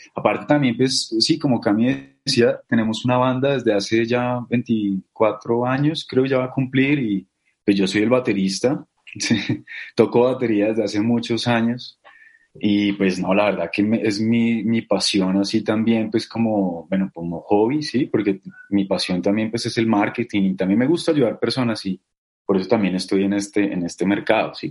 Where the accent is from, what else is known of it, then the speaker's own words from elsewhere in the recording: Bogotá, Colombia; yo soy bogotano, de Bogotá, Colombia.